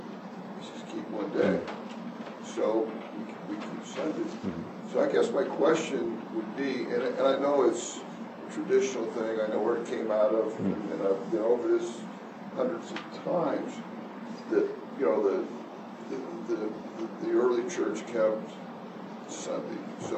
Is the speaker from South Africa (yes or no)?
yes; South Africa; moved away; I was raised in South Africa